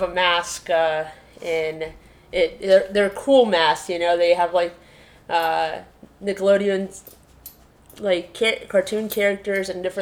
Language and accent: English; Peru; moved away; I was born in Peru during a time where there was political instability, and that made it so my grandma actually had to take care of me.